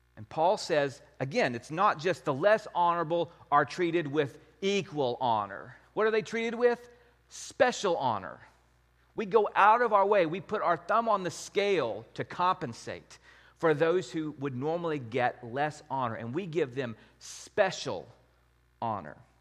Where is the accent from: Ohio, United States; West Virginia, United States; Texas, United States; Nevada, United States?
Texas, United States; Wichita Falls; the church I grew up at in Wichita Falls